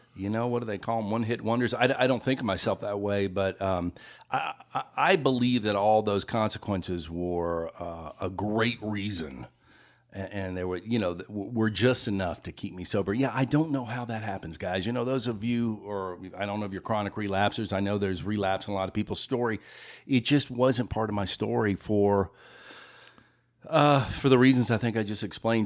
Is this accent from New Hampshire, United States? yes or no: no; Memphis, Tennessee, United States; moved away as an adult; also born or lived in Los Angeles; now in Greensboro, United States; I grew up in Memphis, but I, I lived out in Los Angeles for about twenty years